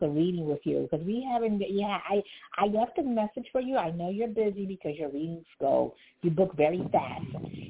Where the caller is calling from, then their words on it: New York City, New York, United States; I'm calling from Brooklyn.